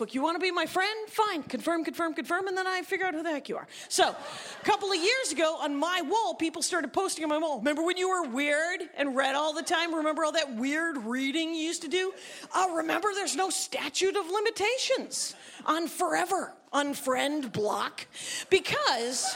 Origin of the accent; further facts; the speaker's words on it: Wisconsin, United States; I am from Wisconsin.